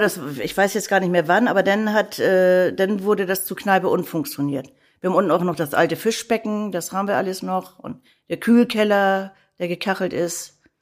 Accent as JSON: {"language": "German", "region": "Hamburg", "country": "Germany", "tie": "born or raised there", "said": "Ich bin echte Hamburgerin. Gebürtig und geborene Hamburgerin, die hier in Hamburg selten sind"}